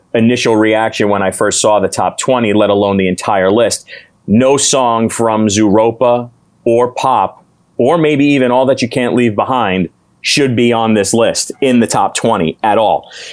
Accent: New York City, New York, United States; We're from New York City

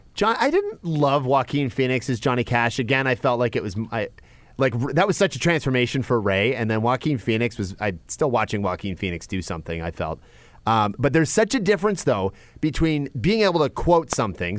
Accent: Canada; accent: Canadian; I'm trying to sound less Canadian

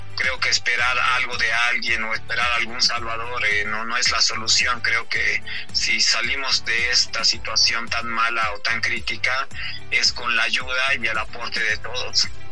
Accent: Oruro, Bolivia; yo soy de acá, de Oruro

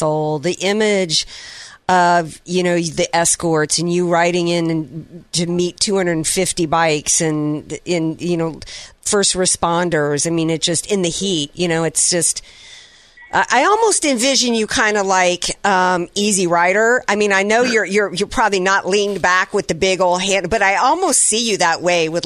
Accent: New Orleans, Louisiana, United States; moved away; my hometown of New Orleans

